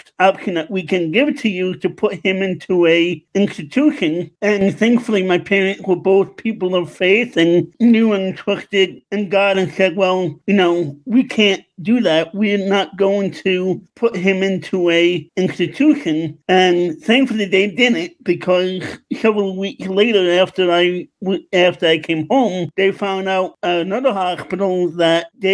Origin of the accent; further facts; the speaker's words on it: New York City, New York, United States; also born or lived in Long Island, New York; now in West Chester, United States; I'm originally from New York, Queens, New York. I moved out to Long Island in 2006, and I recently moved to Westchester, Pennsylvania in 2020